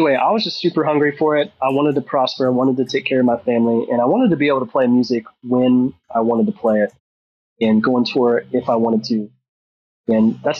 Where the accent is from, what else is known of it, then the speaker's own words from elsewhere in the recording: Ohio, United States; growing up in Ohio, there was a stigma on wealth